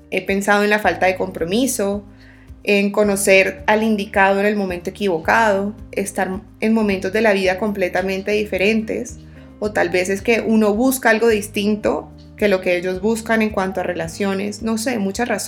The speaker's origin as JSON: {"language": "Spanish", "town": "Barranquilla", "region": "Atlántico", "country": "Colombia", "lives_now": "Bogotá, Colombia", "said": "Soy una barranquillera de 25 años viviendo en Bogotá."}